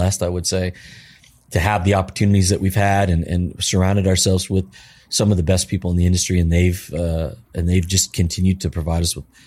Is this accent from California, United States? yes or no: yes; California, United States; moved away; growing up in California my whole life